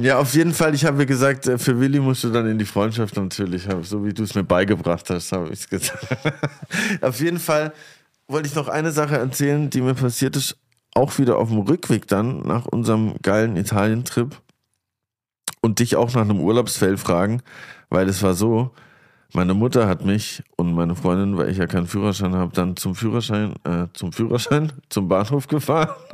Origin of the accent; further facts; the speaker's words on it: near Grenzach, ten km from Basel, Baden-Württemberg, Germany; Das ist nämlich zwei Dörfer weiter von dem Dorf, wo ich aufgewachsen bin.